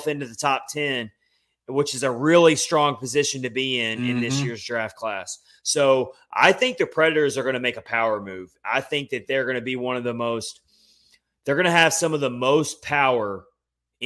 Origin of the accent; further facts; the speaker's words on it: Nashville, Tennessee, United States; moved away as an adult; now in Florida, United States; my hometown of Nashville